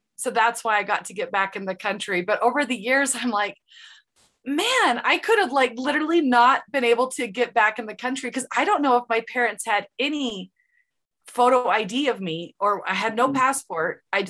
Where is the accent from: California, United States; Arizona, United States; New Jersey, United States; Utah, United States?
Utah, United States; Provo; first language English; also born or lived in Mexico; growing up where I grew up in Provo